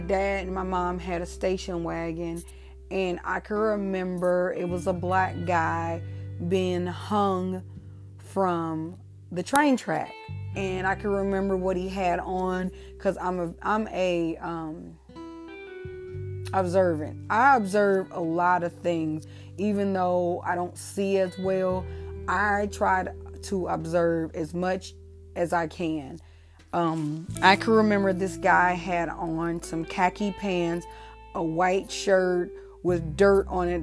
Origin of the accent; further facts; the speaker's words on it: Ferguson, Missouri, United States; also born or lived in St. Louis, Missouri; I am originally from St. Louis, Missouri. My parents moved to Ferguson, Missouri in probably 1979-ish.